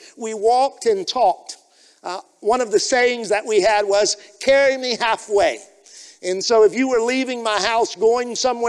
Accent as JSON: {"language": "English", "country": "Liberia", "tie": "born or raised there", "said": "But growing up in Liberia, we did life together and we walked on the path of life together."}